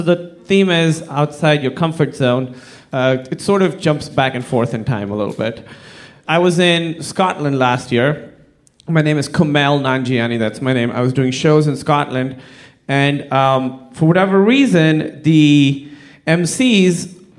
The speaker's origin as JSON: {"language": "English", "country": "Pakistan", "said": "I'm from Pakistan"}